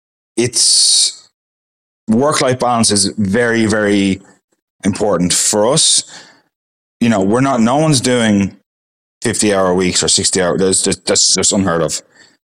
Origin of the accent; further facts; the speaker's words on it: Ireland; now in Perth, Australia; Ireland will always be my home. It's always going to be in my accent. So it's always going to be my home.